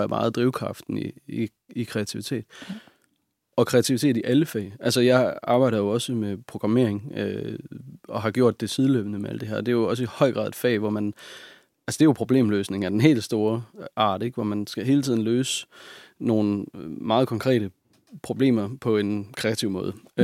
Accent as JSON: {"language": "Danish", "town": "Hobro", "region": "North Denmark Region", "country": "Denmark", "tie": "born or raised there", "also_born_or_lived": "Hvidovre / Nibe", "said": "Jeg er født i Hvidovre, ja. og så flyttede min mor og jeg til Nibe i Nordjylland. Ja. Og, men jeg er vokset op sådan, den bevidsthed, jeg har om min barndom, den foregår i Hobro"}